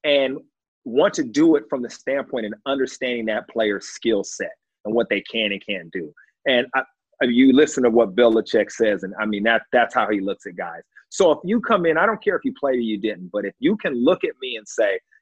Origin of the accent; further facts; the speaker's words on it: Long Beach, California, United States; my hometown, Long Beach, California